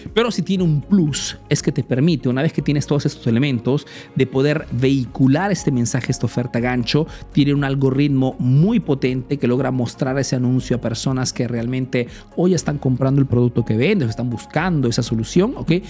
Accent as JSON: {"language": "Spanish", "country": "Peru", "moved": "yes", "lives_now": "Italy"}